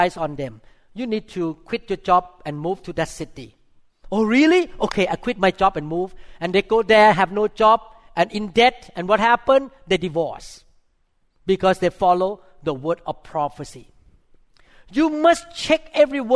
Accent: Thailand; I'm a Thai Christian. I mean, I grew up in Thailand

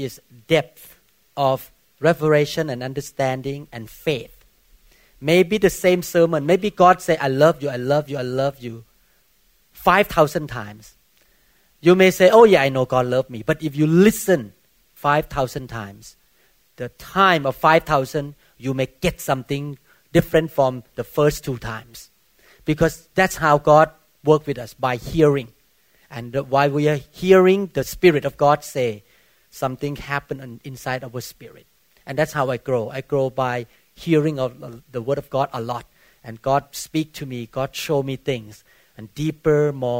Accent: Thailand; moved away as an adult; now in Bellevue, United States; I came from Buddhist country

